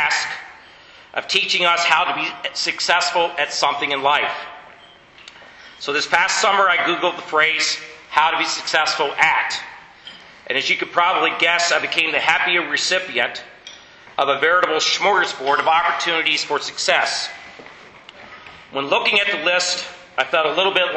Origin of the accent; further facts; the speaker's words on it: United States; I'm an American